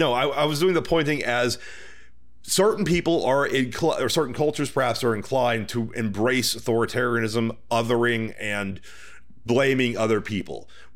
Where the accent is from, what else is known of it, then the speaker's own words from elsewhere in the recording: Texas, United States; now in Los Angeles, United States; I'm from Texas.